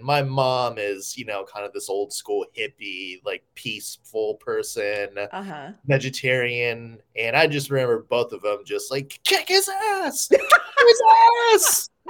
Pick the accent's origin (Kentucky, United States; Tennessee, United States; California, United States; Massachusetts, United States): Tennessee, United States; Nashville; growing up in Nashville